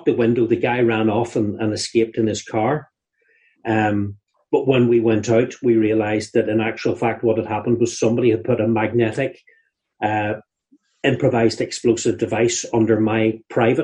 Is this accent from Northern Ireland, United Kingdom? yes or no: yes; Northern Ireland, United Kingdom; When we were growing up in Northern Ireland